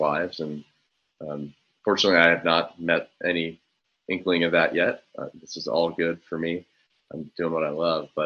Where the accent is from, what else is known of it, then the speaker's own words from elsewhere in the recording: Tulsa, Oklahoma, United States; moved away as an adult; coming from Tulsa, I'll say in my experience, I was a part of the Tulsa County Medical Society, my hometown